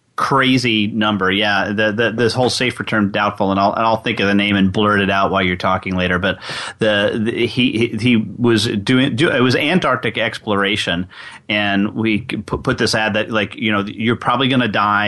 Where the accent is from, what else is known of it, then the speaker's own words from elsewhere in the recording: New York, United States; I'm from New York, so we use guys meaning guys and gals.